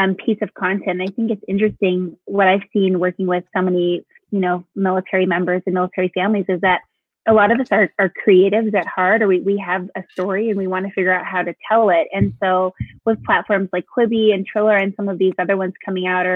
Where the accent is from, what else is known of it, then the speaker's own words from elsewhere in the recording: California, United States; I'm from sunny California